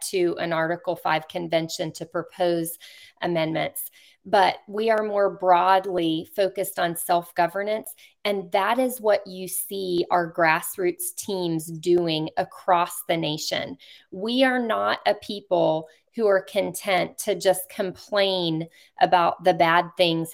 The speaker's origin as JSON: {"language": "English", "region": "Virginia", "country": "United States", "said": "Virginia is my home state"}